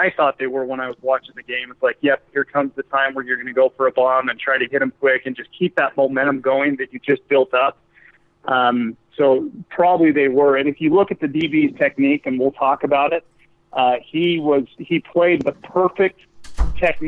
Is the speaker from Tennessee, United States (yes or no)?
no; Utah, United States; now in Washington, United States; born and raised in Utah, I played football at Utah State University